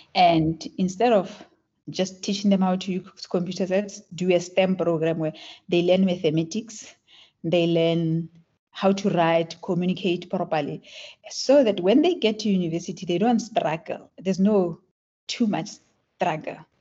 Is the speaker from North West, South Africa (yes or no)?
yes; Klerksdorp, North West, South Africa; first language Tswana; English is a second language; So I grew up in South Africa. I was born in Klerksdorp